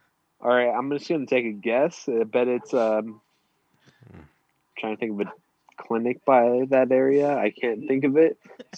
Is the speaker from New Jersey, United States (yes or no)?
yes; New Jersey, United States; I'm freaking from the East Coast. I'm from Jersey.